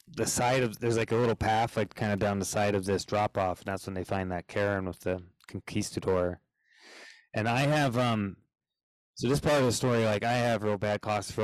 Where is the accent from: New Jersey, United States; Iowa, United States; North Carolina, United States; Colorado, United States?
Colorado, United States; I'm from Colorado